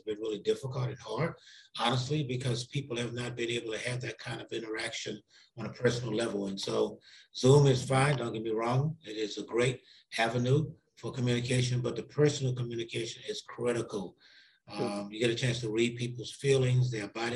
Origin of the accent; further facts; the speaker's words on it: New Orleans, Louisiana, United States; now in St. Louis, United States; I grew up in New Orleans, Louisiana, in what is called a lower ninth ward